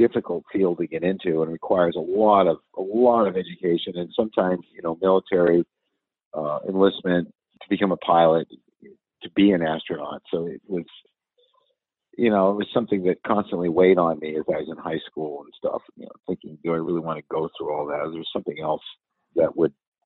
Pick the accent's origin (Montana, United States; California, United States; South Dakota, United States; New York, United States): California, United States; San Francisco; I grew up in San Francisco